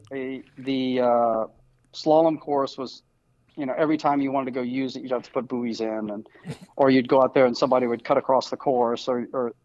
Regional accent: Virginia, United States; now in Central Florida, United States; I grew up in Virginia

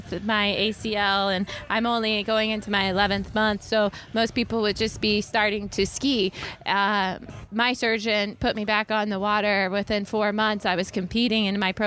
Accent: Georgia, United States; my hometown of Georgia

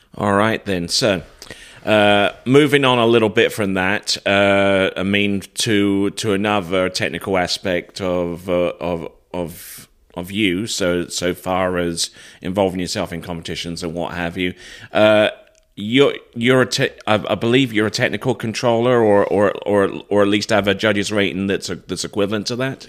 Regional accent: United Kingdom; moved away; I'm originally from the United Kingdom

